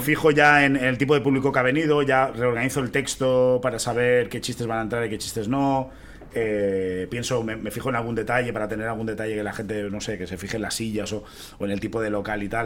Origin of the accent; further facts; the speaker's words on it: Catalonia, Spain; siendo rapero cómico catalán